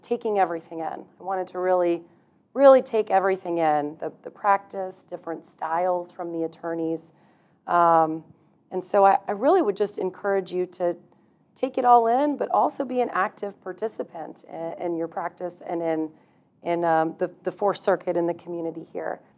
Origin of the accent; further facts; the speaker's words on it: Texas, United States; moved away as an adult; now in Jacksonville, United States; I'm from Texas